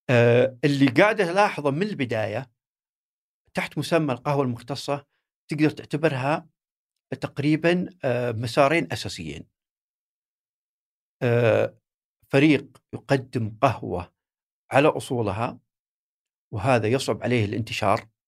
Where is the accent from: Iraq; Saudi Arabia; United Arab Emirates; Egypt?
Saudi Arabia; هي بدات عندنا في السعوديه يمكن 2012 13